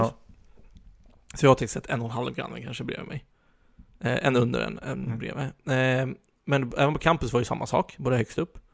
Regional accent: Sweden; som svenskar är vi ju väldigt konflikträdda

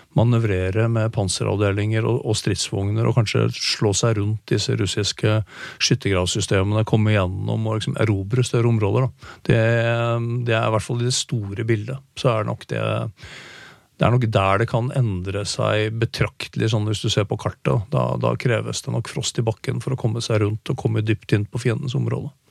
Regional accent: Norway; hjemme i Norge

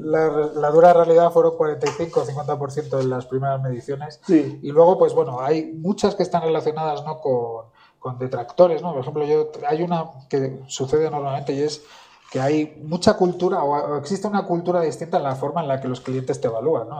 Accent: central Spain, Spain; yo que soy del centro de España

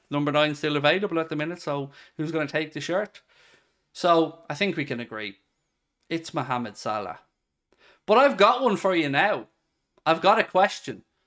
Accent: Ireland; I'm not English. I'm Irish

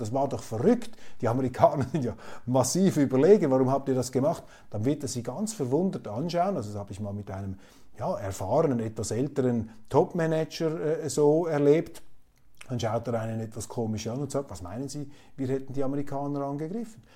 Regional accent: Switzerland; als Schweizer, als zum Glück Schweizer

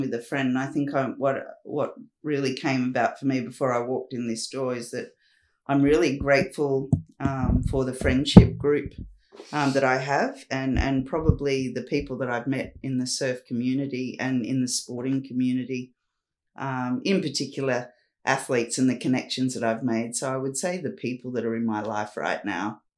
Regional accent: Newcastle, New South Wales, Australia; moved away; also born or lived in Perth / Sydney; I was a girl from Newcastle, from Redhead Beach, a little community town that I grew up in.

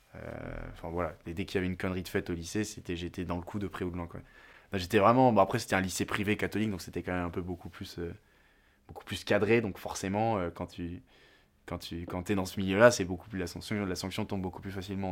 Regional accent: Bordeaux, Nouvelle-Aquitaine, France; j'habite à Bordeaux, je suis né à Bordeaux

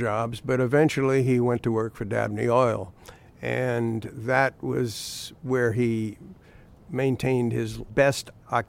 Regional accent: New Orleans, Louisiana, United States; I grew up in New Orleans.

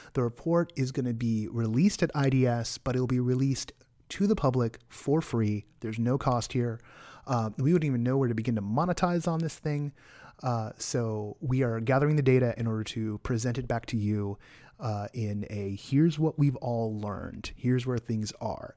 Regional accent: Bay Area, California, United States; moved away; I grew up in the Bay Area

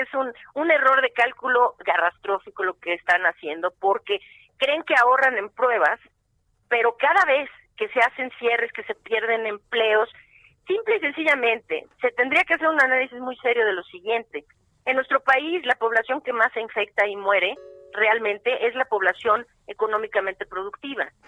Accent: Mexico; yo soy mexicana

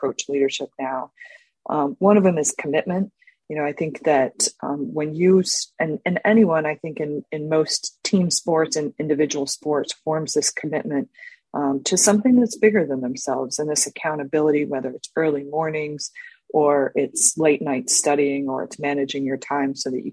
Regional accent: Orlando, Florida, United States; I grew up in Orlando, Florida.

